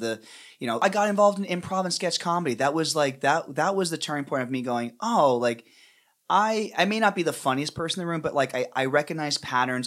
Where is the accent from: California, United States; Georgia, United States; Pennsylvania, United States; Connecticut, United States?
Pennsylvania, United States; I grew up in Pennsylvania